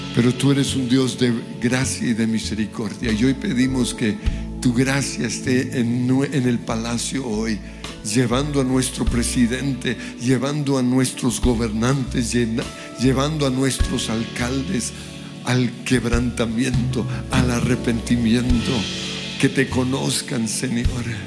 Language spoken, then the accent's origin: Spanish; Colombia; como colombianos